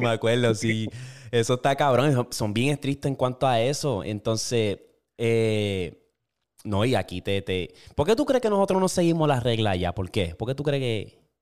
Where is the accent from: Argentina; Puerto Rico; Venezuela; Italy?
Puerto Rico; now in United States; Yo creciendo, cuando yo estaba en Puerto Rico